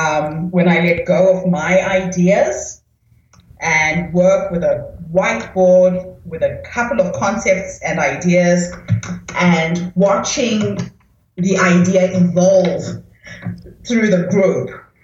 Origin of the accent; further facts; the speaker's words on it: New Zealand; And as you know, I am from New Zealand, so my base is really with the indigenous women of New Zealand and Australia.